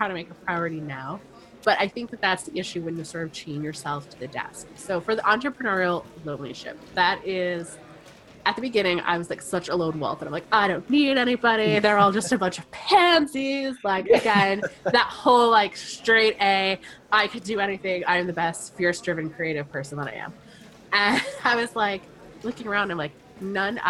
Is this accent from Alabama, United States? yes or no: no; Rhode Island, United States; I am from Rhode Island, which is a small state in the U.S.